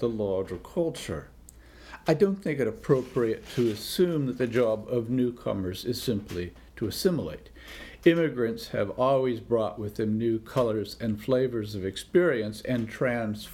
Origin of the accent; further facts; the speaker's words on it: Washington, United States; my home state of Washington